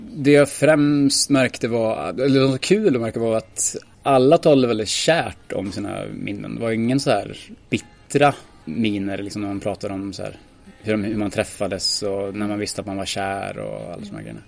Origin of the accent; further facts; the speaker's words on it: Ljusdal, Gävleborg County, Sweden; now in Gothenburg, Sweden; jag kommer från Ljusdal.